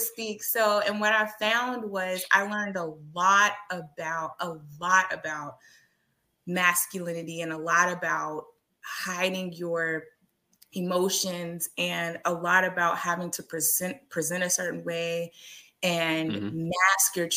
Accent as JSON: {"language": "English", "region": "Texas", "country": "United States", "said": "as a Texan"}